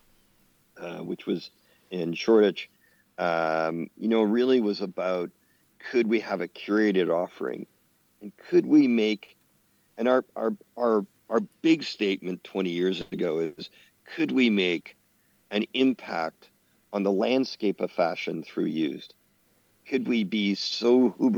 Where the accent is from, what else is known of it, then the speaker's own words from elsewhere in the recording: Canada; in Canada, being a Canadian